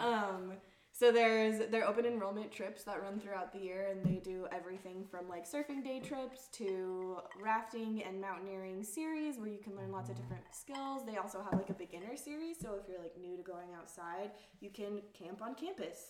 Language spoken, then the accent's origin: English; Fort Collins, Colorado, United States; moved away as an adult; now in Seattle, United States; So I am from Colorado. Grew up in Fort Collins, like an hour north of Denver. Um, and now I'm living and working in Seattle.